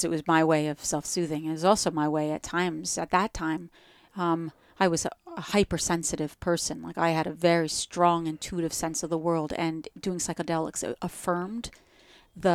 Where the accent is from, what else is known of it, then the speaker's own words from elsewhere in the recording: New Jersey, United States; accent: Jersey; I say it with a Jersey accent.